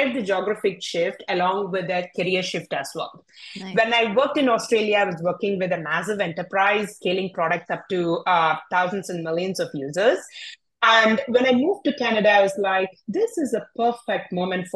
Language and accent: English; India; English is a second language; moved away as an adult; also born or lived in Europe / North America; I was born and brought up in India.